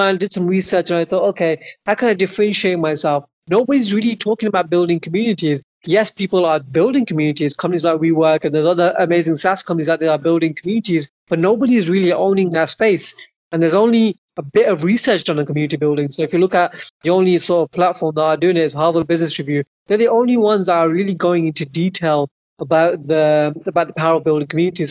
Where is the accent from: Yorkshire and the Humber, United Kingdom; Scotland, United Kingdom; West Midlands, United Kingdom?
West Midlands, United Kingdom; Birmingham; my hometown of Birmingham